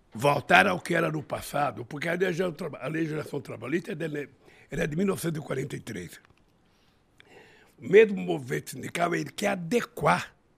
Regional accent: São Paulo, Brazil; also born or lived in Garanhuns, Pernambuco; na minha terra natal, onde eu nasci, em Garanhuns, eu vim comer pão pela primeira vez em São Paulo com sete anos de idade

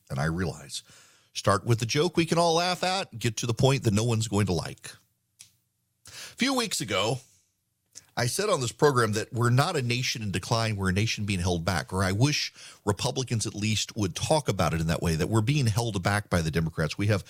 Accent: Louisiana, United States; We, in the town that I grew up in Louisiana, not Dubai, the First Baptist Church was right next door to the First Methodist Church.

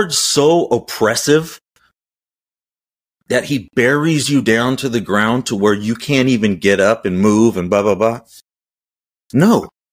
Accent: United States

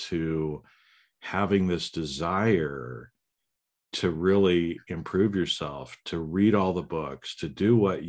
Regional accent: United States; also born or lived in Germany; I grew up in America

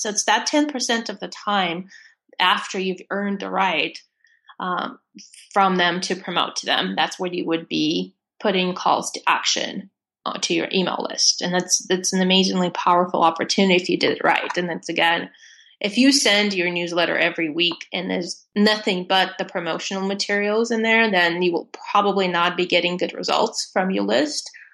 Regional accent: Russia; born or raised there; English is a second language; moved away as an adult

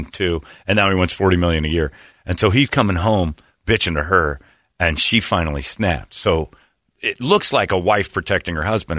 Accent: Indiana, United States; moved away; I'm from Indiana.

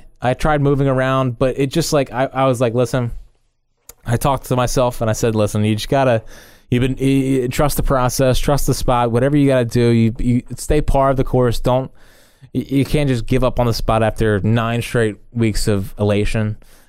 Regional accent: Sydney, New South Wales, Australia; First of all, I live, born and bred in Sydney, Australia, and I have the Eagles disease.

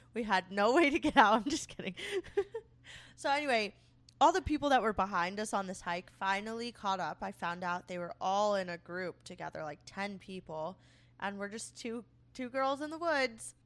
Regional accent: Florida, United States; moved away as an adult; now in Minnesota, United States; we're from Florida

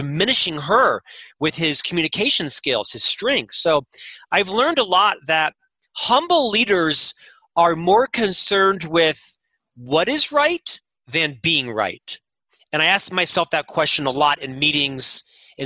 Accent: Florida, United States; now in Utah, United States; I'm from Florida, and a little bit of swagger, right? Kind of the East Coast mentality and such. And when I moved to Utah

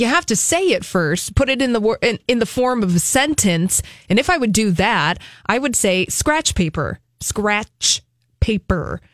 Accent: Midwest, United States; my parents are from the West. I was raised in the Midwest

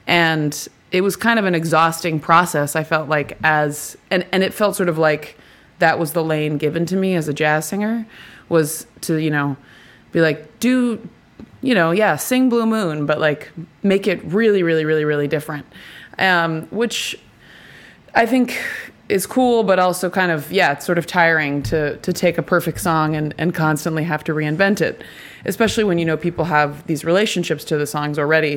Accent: Nashville, Tennessee, United States; I'm from Nashville

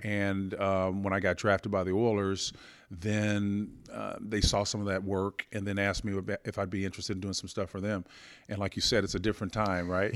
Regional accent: Oklahoma, United States; growing up in Oklahoma

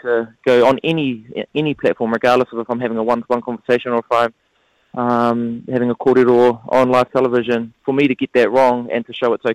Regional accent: Porirua, Wellington, New Zealand; we are from Porirua

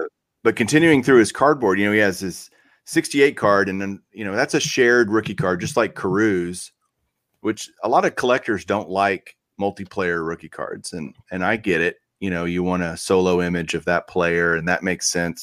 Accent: Texas, United States; growing up in Texas

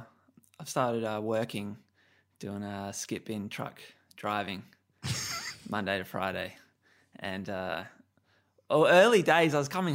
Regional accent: Adelaide, South Australia, Australia; Because I'm just a kid. You know, I'm just coming from Adelaide.

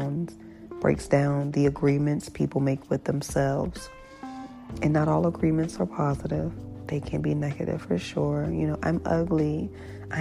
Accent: Hampton, Virginia, United States; my hometown, Hampton, Virginia

